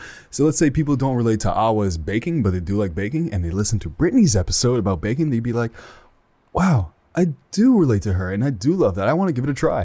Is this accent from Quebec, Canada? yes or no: no; Ottawa, Ontario, Canada; I am from Ottawa, Ontario, Canada, so I'm up north. I'm one of them Canadians.